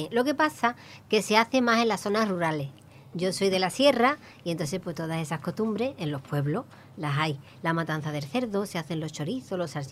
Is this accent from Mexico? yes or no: no; Baia Mare, Maramureș County, Romania; Spanish is a second language; now in Spain; De Baia Mare, Maramuresh.